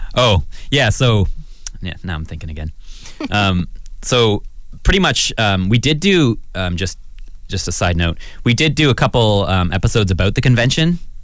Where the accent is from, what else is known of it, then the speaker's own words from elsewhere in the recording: Canada; I'm a Canadian citizen.